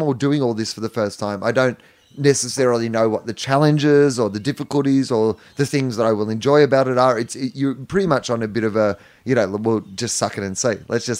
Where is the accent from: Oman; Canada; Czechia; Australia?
Australia; that's the thing that you realize as an Australian is, I don't know how traveled you were before this role, but is that there is a lot of this country that isn't, yeah, the five cities that people live in.